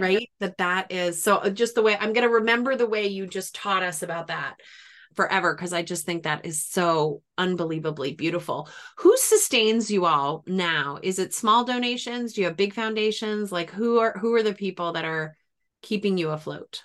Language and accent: English; New England, United States; now in Washington, D.C., United States; I'm from New England. We don't have, if it rains in New England, it's gonna rain all day